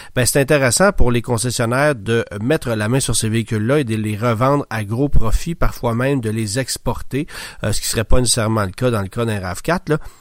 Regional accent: Quebec, Canada; chez nous au Québec

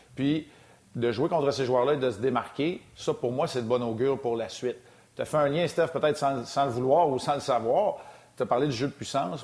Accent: Quebec, Canada; chez nous au Québec

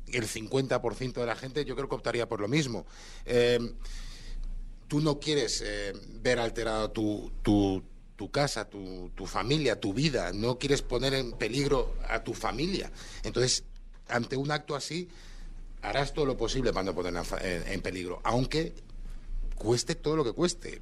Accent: Barcelona, Catalonia, Spain; moved away; soy de Barcelona

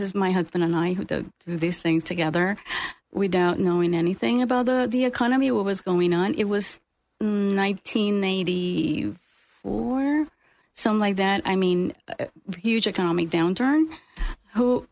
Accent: Puerto Rico; also born or lived in Iowa; now in Florida, United States; I'm originally from Puerto Rico.

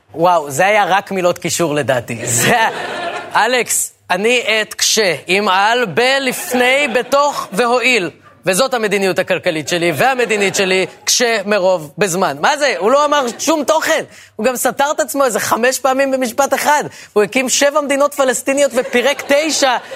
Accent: Ra'anana, Central District, Israel; כשאני גדלתי ברעננה

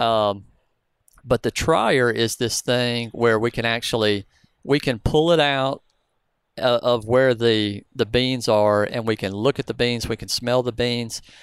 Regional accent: the South, United States; I'm from the South.

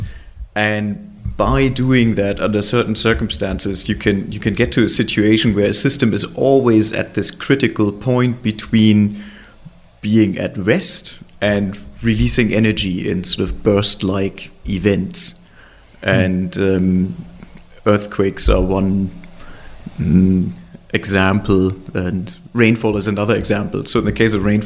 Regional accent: Hamburg, Germany; moved away as an adult; also born or lived in Los Alamos; now in London, United Kingdom; I was born in Hamburg and I grew up there and moved to London eventually

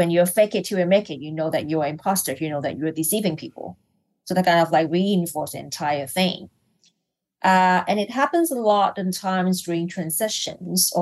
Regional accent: Hong Kong; I'm from Hong Kong, so I'm not from Malaysia, I'm from Hong Kong

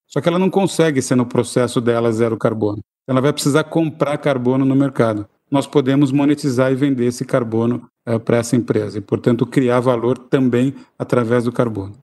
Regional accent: Brazil; eu estou preocupado como brasileiro

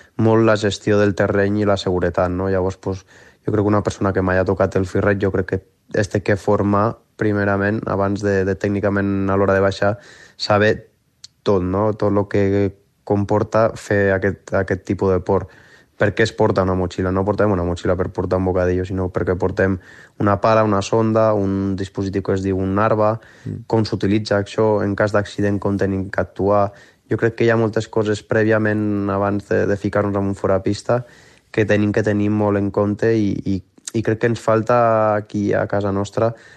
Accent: Les, Catalonia, Spain; also born or lived in Vielha; ara estic vivint a Viella, però el meu poble de sempre on està tota la meva família és l'Es, que és a, al fons de la Vall d'Aran

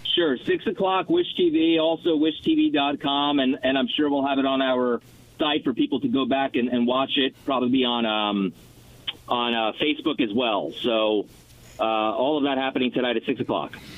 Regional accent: New York City, New York, United States; moved away; I'm a New Yorker.

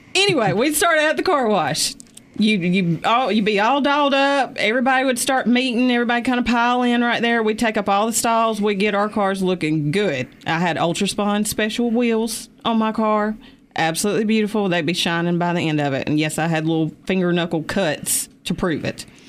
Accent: Easley, South Carolina, United States; I was from Easley

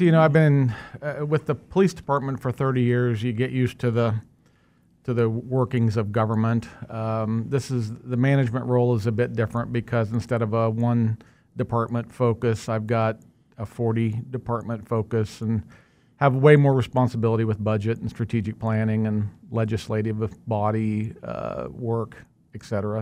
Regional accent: West Sedgwick County, between Colwich and Maize, Kansas, United States; I grew up in West Sedgwick County, uh, right in, uh, in between Colwich and Mays

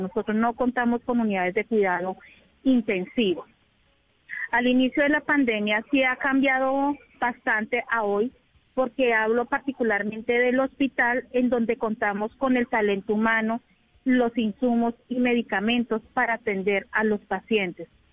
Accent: Bogotá, Colombia; moved away as an adult; now in Leticia, Colombia; yo soy de Bogotá, yo llegué en agosto

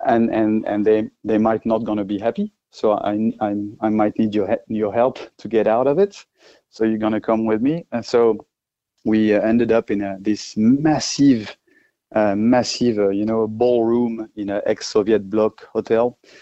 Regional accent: France; accent: French; English is a second language; moved away as an adult; now in Australia; obviously I'm French uh, with my accent, but I'm Australian as well.

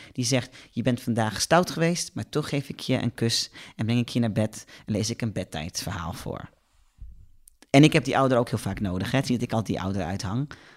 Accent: Netherlands; Als Nederlander

